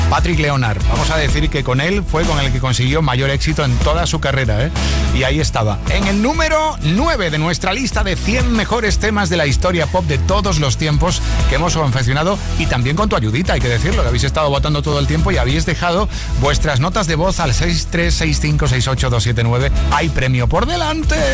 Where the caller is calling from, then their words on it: Almansa, Castilla-La Mancha, Spain; de Almansa, de Albacete, y mi canción favorita es